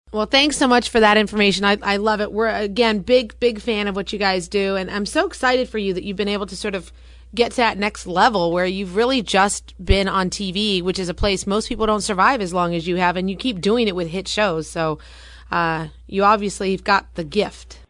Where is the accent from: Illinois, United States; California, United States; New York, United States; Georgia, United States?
California, United States; Los Angeles; now in New Jersey, United States; I'm from Los Angeles, Forbes, and I never even heard of a Dina until I moved to New Jersey